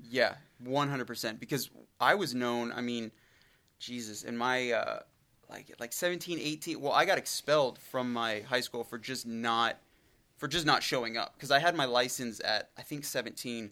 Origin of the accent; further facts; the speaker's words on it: Brush Prairie, Washington, United States; I grew up in an incredibly small town and it's I mean, I'm, I'm from the area, but I grew up in Brush Prairie